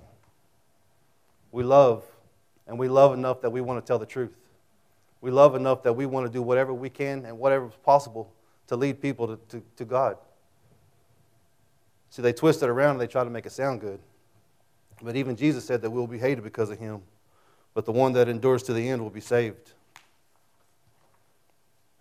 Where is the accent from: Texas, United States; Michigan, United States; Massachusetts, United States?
Texas, United States; Childress; also born or lived in Amarillo; when I was a kid, I grew up in Childress